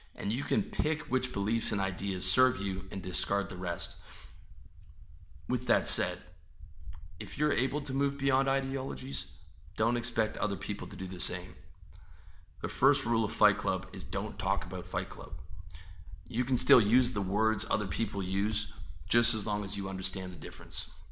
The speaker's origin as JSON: {"language": "English", "country": "Canada", "tie": "born or raised there", "said": "I was born on a part of God's green earth where people identify as Canadian"}